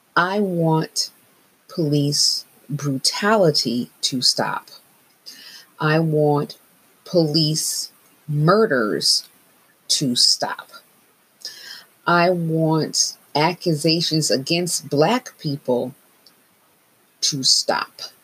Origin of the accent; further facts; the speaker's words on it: Northeast, United States; I've made the decision to march here in my hometown